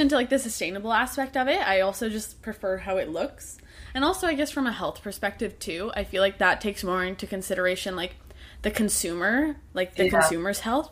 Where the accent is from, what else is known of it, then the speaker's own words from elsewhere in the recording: Canada; I'm Canadian myself as well